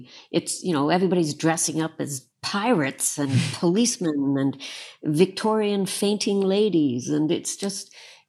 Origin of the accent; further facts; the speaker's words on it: southwestern Ontario, Canada; My mother used to play in the pit for a lot of things in Toronto and in London. I'm a Canadian from southwestern Ontario.